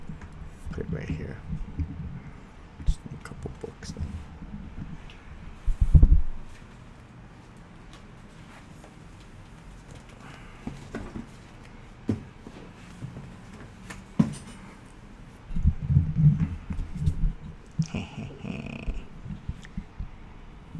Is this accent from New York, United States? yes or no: no; Hawaii, United States; I was born and raised in Hawaii.